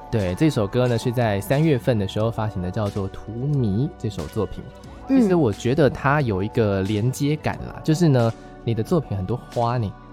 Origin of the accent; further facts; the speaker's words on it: Taichung, Taiwan; 我台中人啊